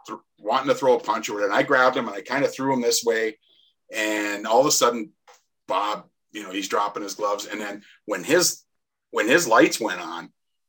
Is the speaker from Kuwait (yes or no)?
no; Welland, Ontario, Canada; I grew up in Welland